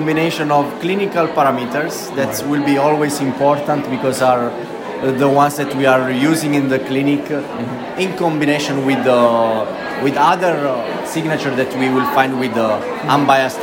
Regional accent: Italy; now in Leuven, Belgium; I'm from Italy, but I work in KU Leuven in Belgium

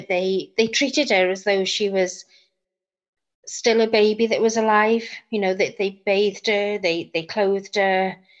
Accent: Bridgend, Wales, United Kingdom; I'm from South Wales in Bridgend.

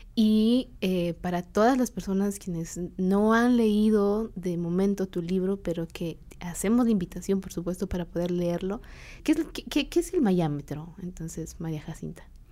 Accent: San Juan Comalapa, Chimaltenango, Guatemala; Yo soy de, de, Comalapa, de Chichot, y es un pueblo cachiquel

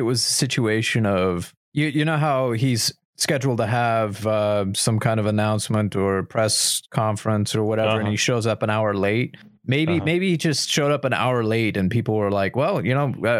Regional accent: United States; as an American

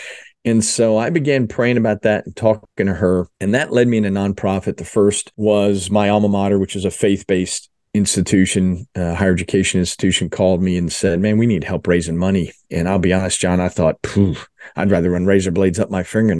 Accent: New Jersey, United States; moved away as an adult; also born or lived in Philadelphia / Dallas; I was born in Philadelphia, grew up in South Jersey, but finished my undergrad and went to the Dallas area, which is a great place for an Eagles fan to be. Dallas, was there for 11 years

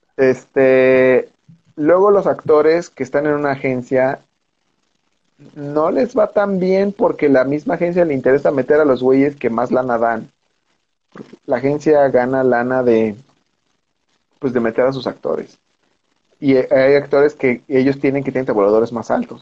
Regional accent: Mexico; somos mexicanos

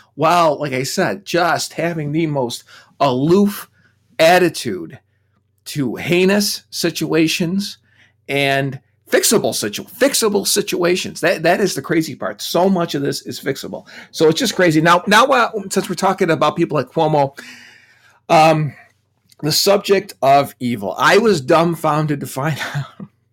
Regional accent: United States; being American

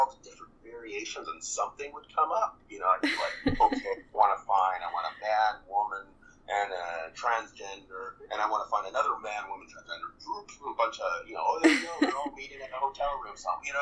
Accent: Vancouver, British Columbia, Canada; I was mostly born and raised in Vancouver, British Columbia

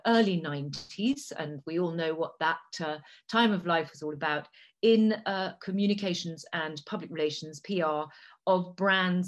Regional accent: Italy; first language Italian; English is a second language; moved away; also born or lived in Cambridge, United Kingdom; I'm English. My family is English, but had lived in Italy for over 150 years. So I've grown up in what I consider to be one of the most beautiful places in the world. I speak three languages. Italian is my first language.

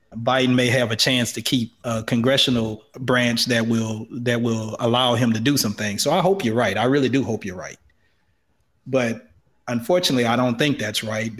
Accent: the South, United States; I grew up in the South

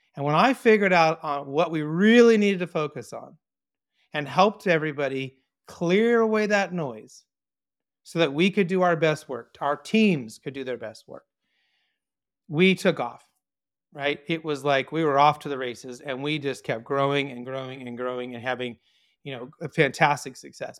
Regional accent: Orange County, California, United States; I was born in Orange County, California, born and raised here

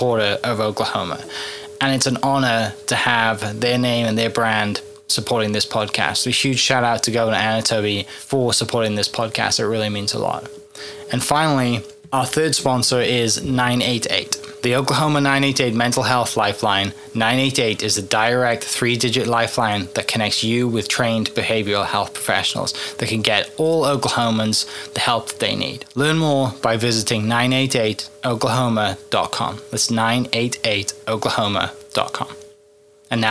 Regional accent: Wales, United Kingdom; moved away; Wales in the UK

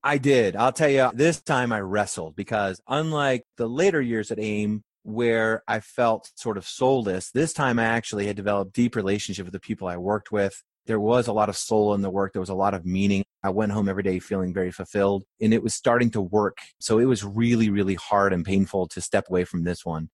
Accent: rural Maine, United States; moved away as an adult; also born or lived in Philadelphia, Pennsylvania / Clearwater, Florida; I was born in Philadelphia where my grandfather was a chef, and my parents then moved to Maine, so from seven to seventeen, I grew up in rural Maine

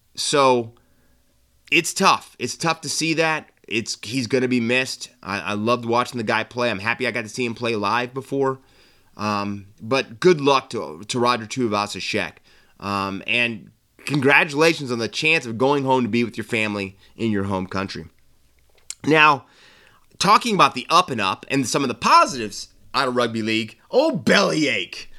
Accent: United States; now in Australia; as an American over here watching the game

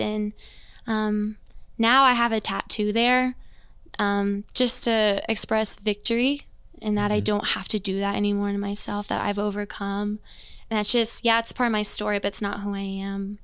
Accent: Overland Park, Kansas, United States; also born or lived in Greensburg, Indiana; moved when I was two. Um, my dad actually got a youth pastor job out here in the suburbs of KC, so Overland Park area. So I've been raised in Overland Park my whole life.

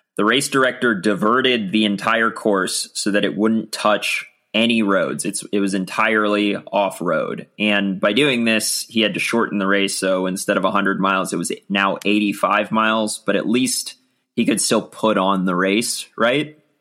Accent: Virginia, United States; growing up in Virginia

